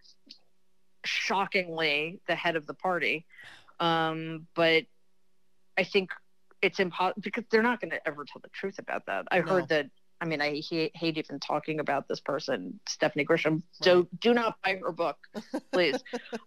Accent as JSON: {"language": "English", "town": "New York City", "region": "New York", "country": "United States", "tie": "born or raised there", "also_born_or_lived": "Manhattan, New York / Long Island, New York", "said": "I am a city kid. I grew up in Queens"}